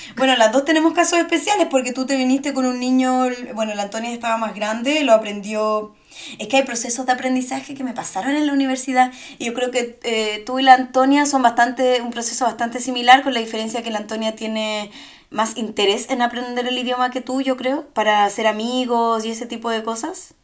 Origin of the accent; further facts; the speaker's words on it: Chile; now in Germany; soy de Chile.